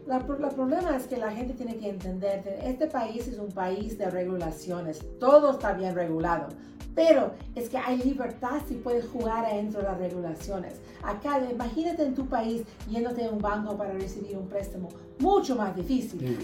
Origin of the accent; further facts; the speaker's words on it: Alabama, United States; now in Utah, United States; mis padres son de Uruguay, pero yo nací en los Estados Unidos, me creí en Alabama